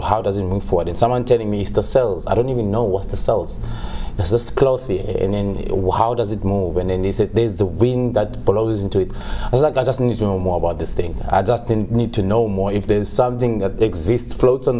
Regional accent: Qumbu, Eastern Cape, South Africa; moved away; I was born in Qumbu, near Mthatha.

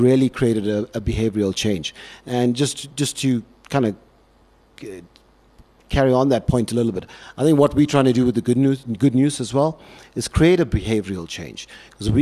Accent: Durban, KwaZulu-Natal, South Africa; moved away as an adult; now in Cape Town, South Africa; I come from Durban

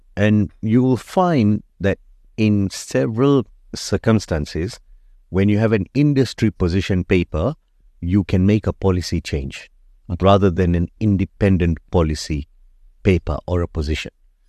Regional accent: Kenya; So I'm a medical doctor. I grew up in Kenya and I studied medicine there.

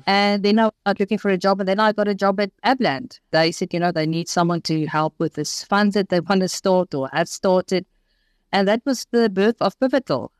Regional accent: Port Shepstone, KwaZulu-Natal, South Africa; also born or lived in Pietermaritzburg; I grew up in Port Shepstone

